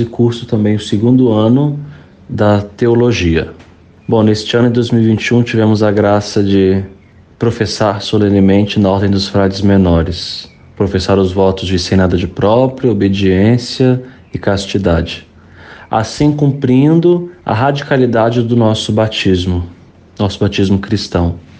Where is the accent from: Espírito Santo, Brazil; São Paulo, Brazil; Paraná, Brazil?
Espírito Santo, Brazil; Vila Velha; moved away as an adult; now in Petrópolis, Brazil; sou natural de Vila Velha, no Espírito Santo